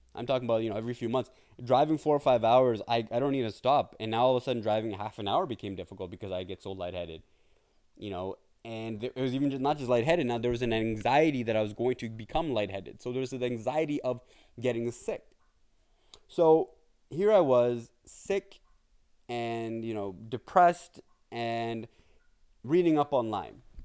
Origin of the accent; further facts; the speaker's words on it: Brampton, Ontario, Canada; I am from Toronto, Ontario, Canada. Uh, well, more so in Brampton, but Toronto is, uh, our base over here